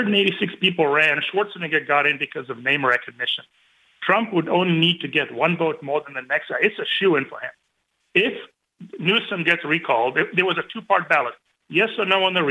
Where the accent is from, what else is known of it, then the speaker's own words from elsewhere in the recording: California, United States; moved away as an adult; now in North Carolina, United States; I'm from California. We're now refugees in California. We're in beautiful North Carolina.